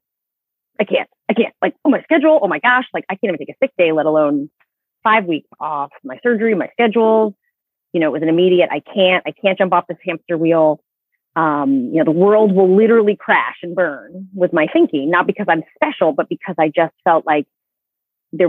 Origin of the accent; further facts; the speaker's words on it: Maine, United States; So I grew up in Maine. I came back to my home state.